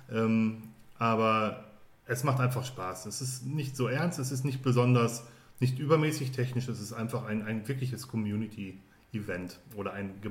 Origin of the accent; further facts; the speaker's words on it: North Rhine-Westphalia, Germany; in meinem Heimatumfeld, wenn man so will. Ich komme ja aus dem Ruhrgebiet.